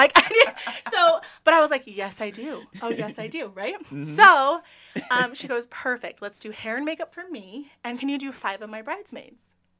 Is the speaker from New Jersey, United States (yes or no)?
no; Cypress, California, United States; first language English; also born or lived in Huntington Beach, California / Portugal; I grew up in Orange County, California. I was born in Huntington Beach and grew up in a lovely place called Cypress.